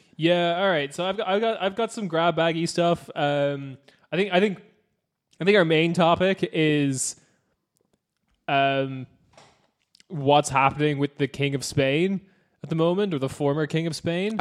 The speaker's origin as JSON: {"language": "English", "town": "Cork", "region": "Munster", "country": "Ireland", "said": "I'm from Cork"}